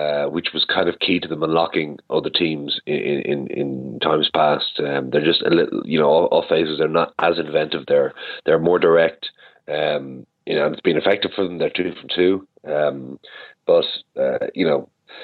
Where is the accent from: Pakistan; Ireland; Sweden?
Ireland; we being Irish viewers